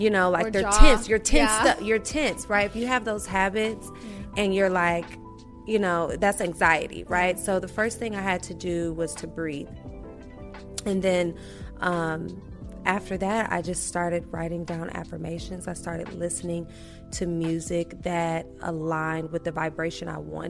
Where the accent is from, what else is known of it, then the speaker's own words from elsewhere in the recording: Milwaukee, Wisconsin, United States; now in Atlanta, United States; I grew up, I'm from Milwaukee, Wisconsin, small town gal